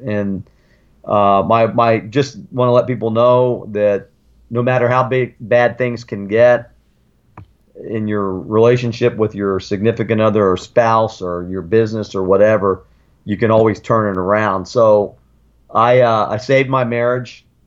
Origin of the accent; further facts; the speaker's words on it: Sarasota, Florida, United States; also born or lived in Germany; I grew up in Florida.